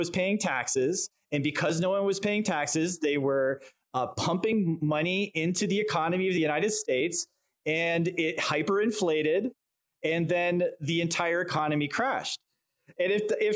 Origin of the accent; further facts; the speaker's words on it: Canada; I'm Canadian